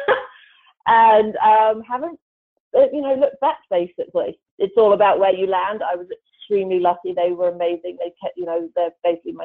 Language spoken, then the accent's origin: English; England, United Kingdom; moved away; I'm originally from England. I don't know if that comes across or not. But I was brought up on a farm